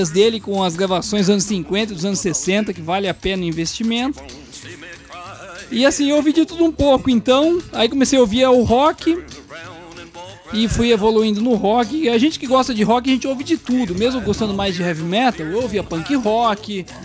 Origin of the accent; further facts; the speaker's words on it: São Paulo, Brazil; eu ouvi muita banda da vanguarda paulistana ali, que eu sou de São Paulo, é.